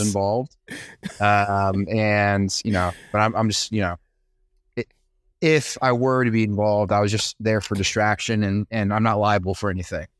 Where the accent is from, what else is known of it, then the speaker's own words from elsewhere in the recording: Brazil; now in New York, United States; I grew up in Brazil, and we never got snow